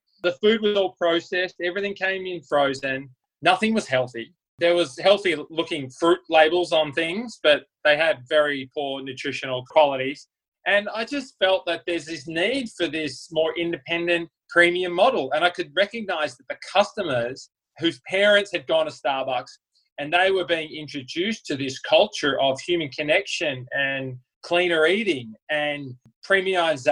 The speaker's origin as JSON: {"language": "English", "town": "Melbourne", "region": "Victoria", "country": "Australia", "moved": "yes", "said": "I'm from Melbourne, Australia"}